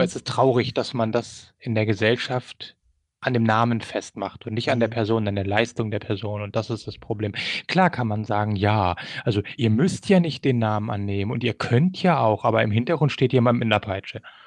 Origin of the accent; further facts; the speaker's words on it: Germany; also born or lived in Sumida, Tokyo, Japan; now in Tokyo, Japan; wir kommen halt aus Deutschland